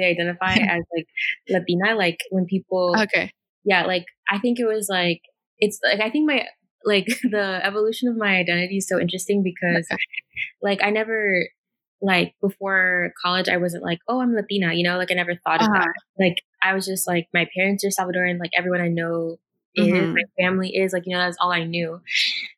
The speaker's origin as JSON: {"language": "English", "region": "Virginia", "country": "United States", "said": "I went back to Virginia"}